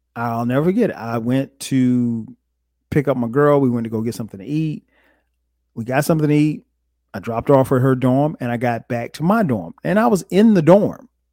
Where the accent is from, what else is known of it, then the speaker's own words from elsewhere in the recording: Florence, South Carolina, United States; where I grew up in Florence.